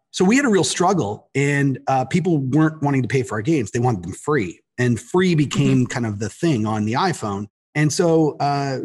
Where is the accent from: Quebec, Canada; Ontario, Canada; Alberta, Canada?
Ontario, Canada; Toronto; moved away as an adult; now in United States; I'm from Toronto. And then I moved down here to work at Verizon Wireless.